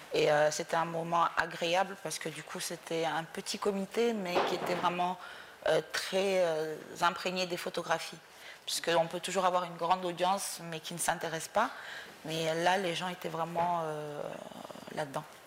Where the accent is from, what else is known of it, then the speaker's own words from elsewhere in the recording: Mauritania; moved away as an adult; also born or lived in Dakar, Senegal; je suis née en Mauritanie. Euh, j'ai quitté la Mauritanie quand j'avais 25 ans